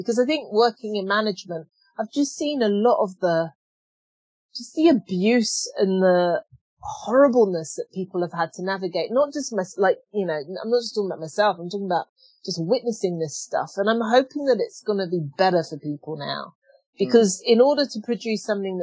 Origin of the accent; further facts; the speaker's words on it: Australia; moved away; I've come from Australia, and being Australian